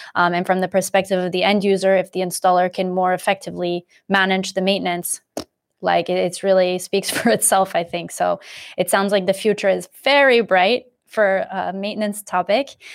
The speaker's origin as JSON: {"language": "English", "country": "United States", "moved": "as an adult", "lives_now": "Europe", "said": "I am in Europe, but I'm American"}